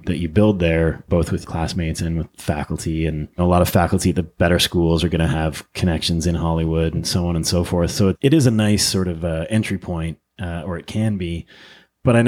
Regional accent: Ottawa, Ontario, Canada; moved away as an adult; also born or lived in British Columbia / Austin, Texas; now in Los Angeles, United States; I was born and raised in Ottawa, Canada, and then lived and worked in British Columbia for a number of years in my 20s and early 30s

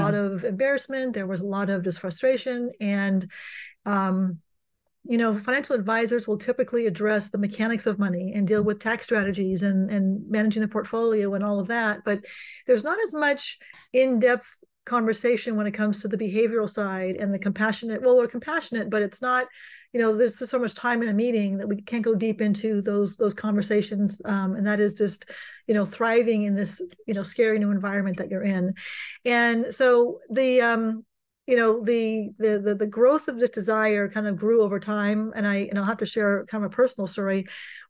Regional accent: California, United States; I'm born and raised in California

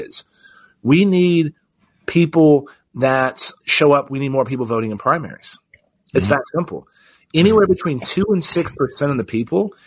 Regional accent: Texas, United States; my home state of Texas

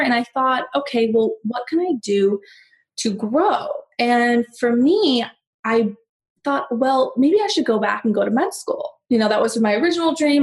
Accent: San Diego, California, United States; moved away as an adult; also born or lived in Los Angeles; I'm from San Diego, like I said. So I was working my booty off to get back to San Diego. That's where my family is

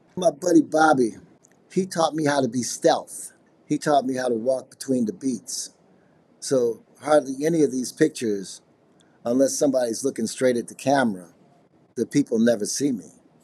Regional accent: Chicago, Illinois, United States; I'm from Chicago, and I'm a multimedia artist

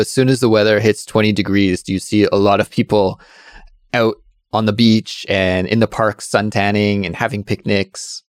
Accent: Canada; now in Korea; my home country of Canada

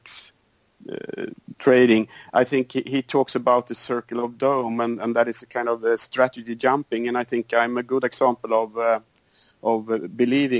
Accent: Sweden; I'm from Sweden, and I live on the countryside

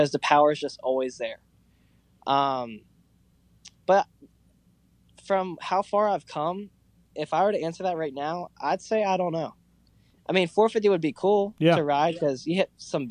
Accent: Delaware, United States; I'm from Delaware

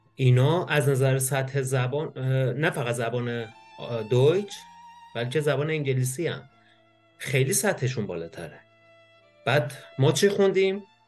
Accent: Iran; moved away as an adult; now in Germany; من وقتی از ایران اومدم بیرون

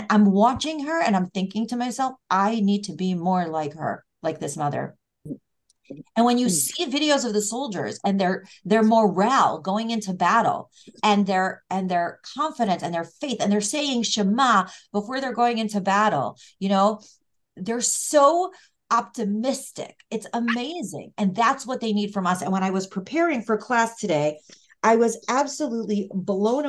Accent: United States; first language English; also born or lived in Israel; very American and English is my first language

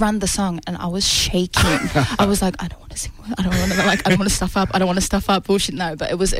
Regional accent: New Zealand; also born or lived in Samoa; now in Australia; I'm Samoan and Māori. Yes, so I'm from Samoa and I'm from New Zealand.

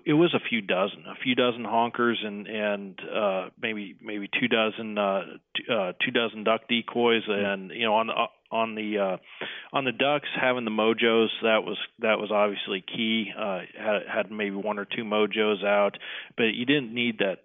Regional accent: Nebraska, United States; In my home state in Nebraska

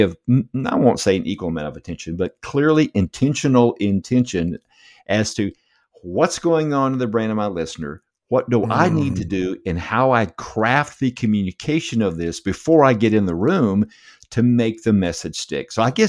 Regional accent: United States; now in Canada; I'm a transplant from the States. Probably America. My accent gives me away, but love living here in Canada.

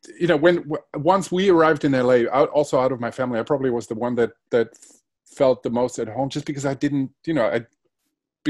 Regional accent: a suburb of Frankfurt, Hesse, Germany; first language Spanish; English is a second language; growing up in a suburb of Frankfurt in the 70s, back then it wasn't cool to be bilingual. Hmm. Spanish was my first language, my mother language

